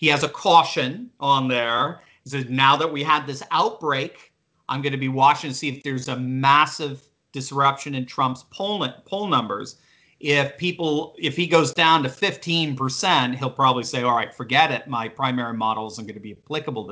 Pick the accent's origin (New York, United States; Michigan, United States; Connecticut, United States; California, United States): Connecticut, United States; I'm from Connecticut, by the way. I'm a fellow New Englander as well.